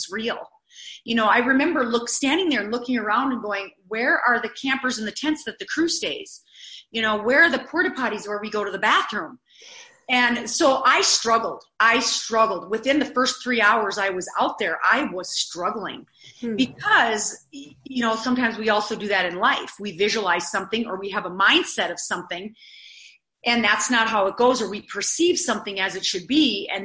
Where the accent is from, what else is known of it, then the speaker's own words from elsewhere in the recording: Eureka, South Dakota, United States; I'm from South Dakota.